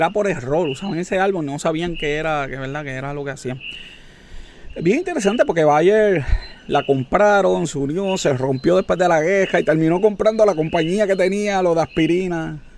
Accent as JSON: {"language": "Spanish", "country": "Puerto Rico", "said": "demuestra la capacidad que tenemos como puertorriqueños."}